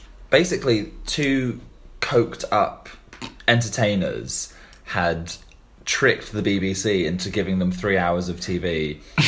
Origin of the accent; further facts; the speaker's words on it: Frinton-on-Sea, East of England, United Kingdom; I worked in the big co-op in my hometown of Frinton-on-Sea